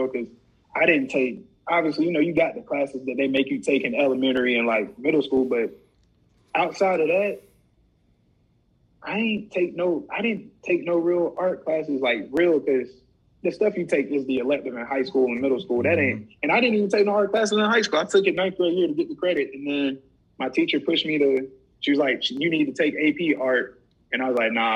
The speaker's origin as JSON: {"language": "English", "town": "Rock Hill", "region": "South Carolina", "country": "United States", "tie": "born or raised there", "said": "I grew up in Rock Hill"}